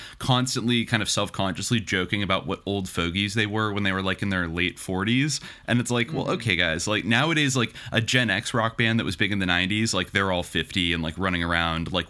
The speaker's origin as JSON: {"language": "English", "region": "California", "country": "United States", "tie": "born or raised there", "said": "I grew up in California"}